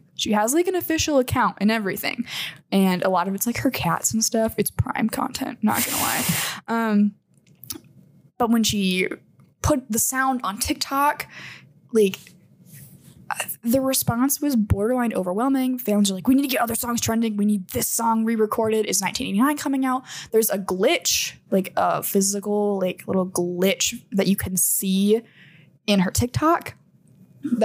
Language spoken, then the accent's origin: English; Midwest, United States; This is Midwest garbage fire. And I'm from the Midwest. This hurts.